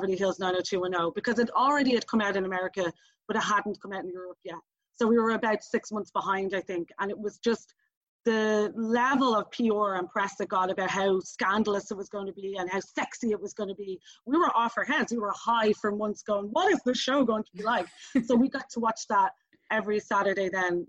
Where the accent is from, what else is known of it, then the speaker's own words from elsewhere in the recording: Dublin, Leinster, Ireland; I'm from Dublin